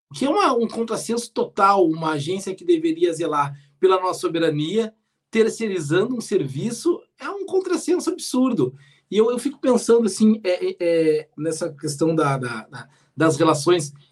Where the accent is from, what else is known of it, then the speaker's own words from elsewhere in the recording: Rio Grande, Rio Grande do Sul, Brazil; quando eu era pequeno, lá em Rio Grande, lá na Praia do Cassino